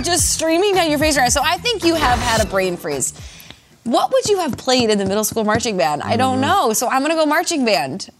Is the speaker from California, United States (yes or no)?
no; Minnesota, United States; growing up in Minnesota, I remember watching the Vikings a, in the '90s as a kid